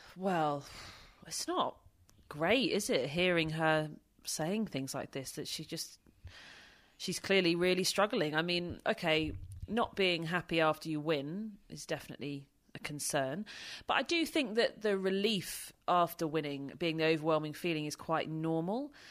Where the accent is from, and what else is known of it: United Kingdom